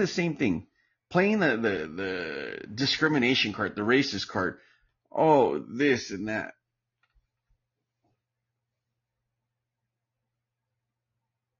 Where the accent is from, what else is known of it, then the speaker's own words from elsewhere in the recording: United States; now in Palm Springs, United States; I'm Mexican American